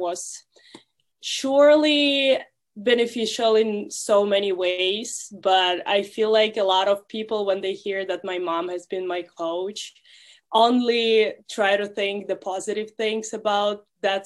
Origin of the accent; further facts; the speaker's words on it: Russia; now in United States; I'm from Russia